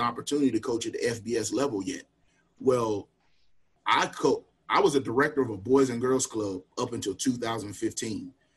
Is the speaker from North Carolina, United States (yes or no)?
yes; Wingate, North Carolina, United States; also born or lived in Charlotte, North Carolina; I grew up right out right outside of Charlotte. Actually, born in Charlotte and moved to um, you know moved to Union County uh, early early elementary school